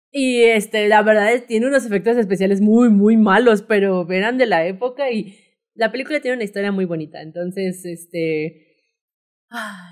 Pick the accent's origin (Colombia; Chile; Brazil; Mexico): Mexico; somos mexicanos